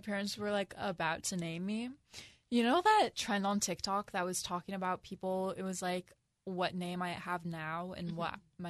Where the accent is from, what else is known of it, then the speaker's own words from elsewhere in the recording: Mercer Island, Washington, United States; also born or lived in Seattle; Mercer Island. Nice. Born and raised.